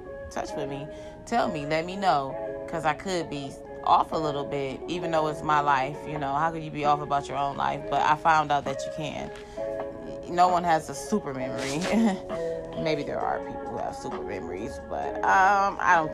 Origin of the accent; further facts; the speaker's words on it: Cleveland, Ohio, United States; I do stay in Ohio, and I'm from Superior. I'm from 123rd of Superior